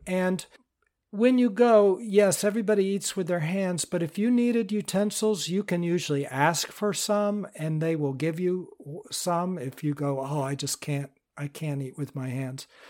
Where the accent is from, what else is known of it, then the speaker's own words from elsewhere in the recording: United States; I'm from the United States